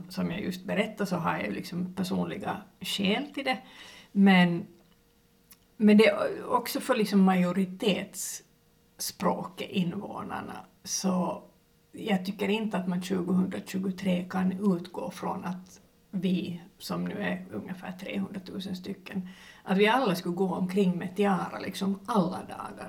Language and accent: Swedish; Finland; jag är finlandssvensk